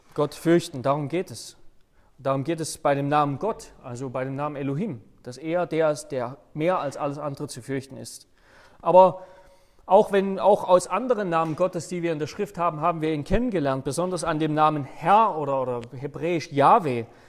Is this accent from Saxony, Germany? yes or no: yes; Saxony, Germany; moved away as an adult; also born or lived in Hannover; Sachsen, wo ich, äh, wo meine Eltern wohnen, wo ich herkomme